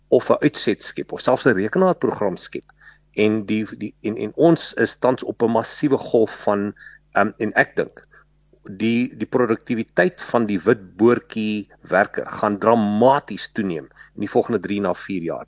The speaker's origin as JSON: {"language": "Afrikaans", "area": "Western Transvaal", "region": "North West", "country": "South Africa", "first_language": "Afrikaans", "said": "ek ek ek kom maar uit die Wes-Transvaal uit"}